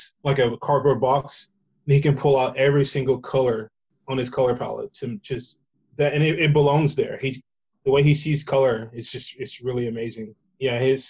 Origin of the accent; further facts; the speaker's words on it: Tennessee, United States; I was back home in Tennessee